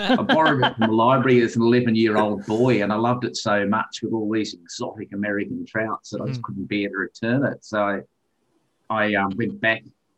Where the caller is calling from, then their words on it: Hobart, Tasmania, Australia; we're calling from Hobart in Tasmania. Hobart's the capital city. So Tasmania is an island.